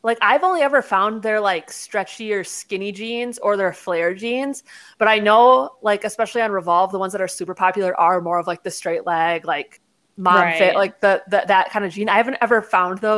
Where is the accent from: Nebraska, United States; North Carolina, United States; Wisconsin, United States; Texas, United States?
Wisconsin, United States; We're both from Wisconsin